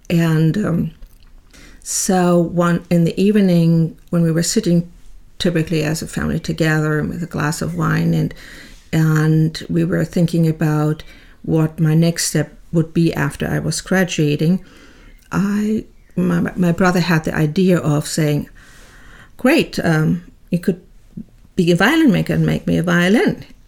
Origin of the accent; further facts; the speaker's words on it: Bad Kreuznach, Rhineland-Palatinate, Germany; moved away; I was born in Bad Kreuznach at the time West Germany, and into a typical middle class family